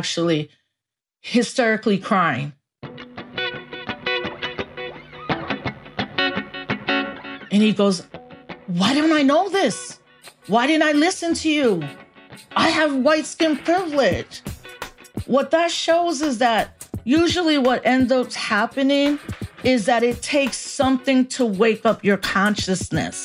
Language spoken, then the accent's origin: English; New York City, New York, United States; I was born in the Bronx while the Bronx was burning